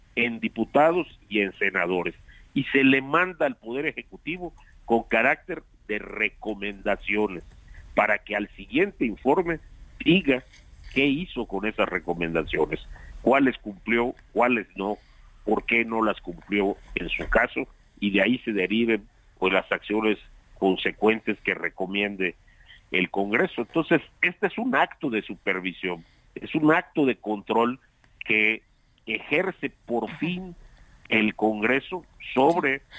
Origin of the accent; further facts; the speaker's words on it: Yucatán, Mexico; hablo como yucateco